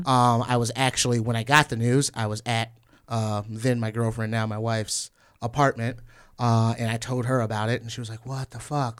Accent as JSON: {"language": "English", "region": "Northwest Indiana", "country": "United States", "moved": "yes", "lives_now": "Chicago, United States", "said": "I'm from Northwest Indiana originally"}